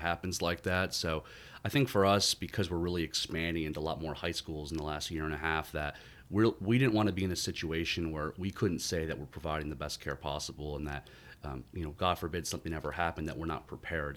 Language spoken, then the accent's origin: English; Syracuse, New York, United States; moved away; also born or lived in Durham, North Carolina; growing up in, in upstate New York, I grew up born and raised in Syracuse